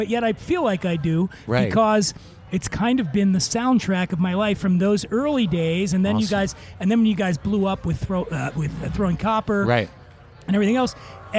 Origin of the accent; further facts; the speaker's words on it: Philadelphia, Pennsylvania, United States; I'm from Philadelphia.